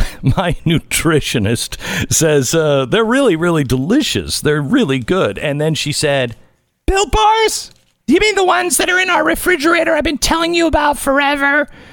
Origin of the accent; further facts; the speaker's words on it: Seattle, Washington, United States; I grew up in Seattle, so I didn't know about Juneteenth.